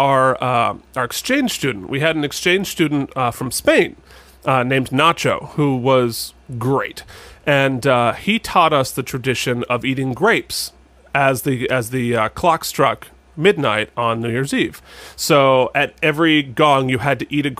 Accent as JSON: {"language": "English", "area": "Mount Mansfield area", "region": "Vermont", "country": "United States", "tie": "born or raised there", "said": "Mount Mansfield is the biggest of the Green Mountains, and it is the one that's right in my hometown."}